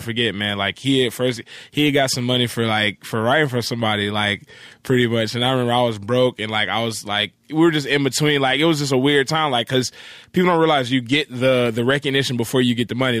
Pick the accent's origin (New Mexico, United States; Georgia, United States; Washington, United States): Georgia, United States; Atlanta; moved away as an adult; now in Los Angeles, United States; I grew up in Atlanta. I grew up in the, uh, East Point